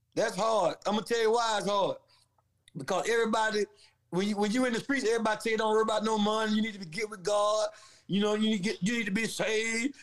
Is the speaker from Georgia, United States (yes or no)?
yes; Valdosta, Georgia, United States; also born or lived in Atlanta, Georgia / Ohio; I'm from Valdosta, Georgia. Um, I'm a country boy who grew up in the streets.